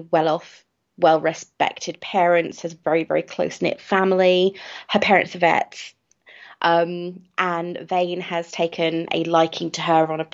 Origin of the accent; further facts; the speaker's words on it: United Kingdom; I am British, so we pronounce everything differently